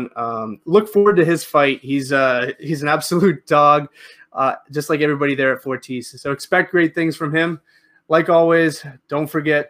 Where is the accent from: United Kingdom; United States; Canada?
Canada; As a Canadian